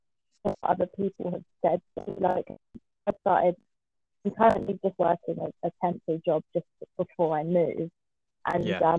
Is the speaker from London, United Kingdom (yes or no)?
yes; London, United Kingdom; accent: southern; now in Weymouth, United Kingdom; originally I'm actually from London. I don't know if anyone can hear the slight southern twang in my voice anymore.